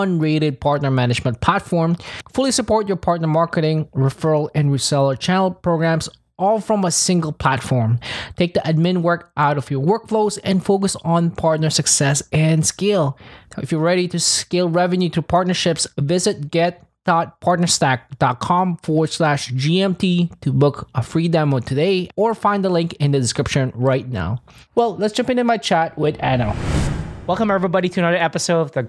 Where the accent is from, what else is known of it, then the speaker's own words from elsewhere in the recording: Philippines; I'm from Philippines